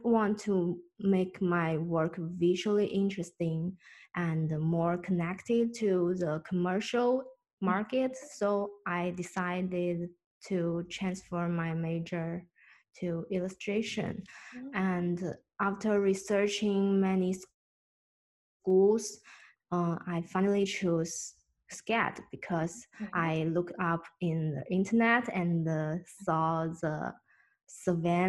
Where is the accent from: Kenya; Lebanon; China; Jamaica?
China; moved away; I'm from China.